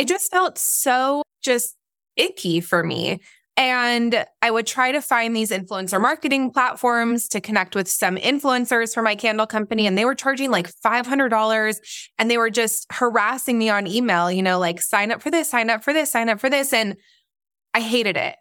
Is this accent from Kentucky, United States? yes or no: no; Orange County, California, United States; also born or lived in Israel / North Carolina; I am, um, originally from Israel, but yes, I grew up mostly in Nor-, in, uh, Orange County